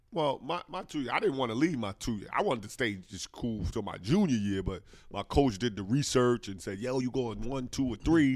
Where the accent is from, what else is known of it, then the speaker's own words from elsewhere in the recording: New Jersey, United States; my hometown, New Jersey